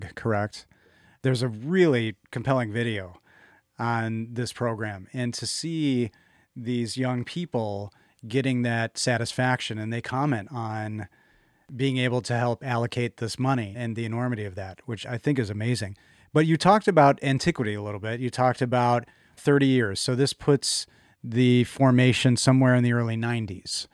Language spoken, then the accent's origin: English; Chicago, Illinois, United States; moved away; I'm from Chicago, and being a Cubs fan